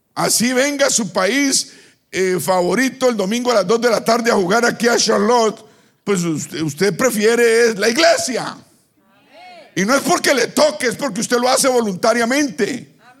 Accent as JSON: {"language": "Spanish", "town": "Bucaramanga", "region": "Santander", "country": "Colombia", "tie": "born or raised there", "moved": "yes", "said": "Bucaramanga, donde yo vivía"}